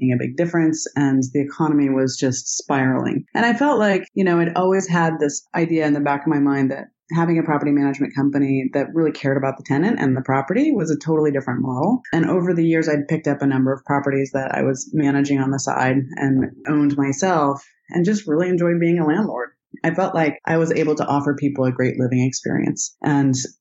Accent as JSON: {"language": "English", "region": "Idaho", "country": "United States", "tie": "born or raised there", "said": "And I grew up in Idaho"}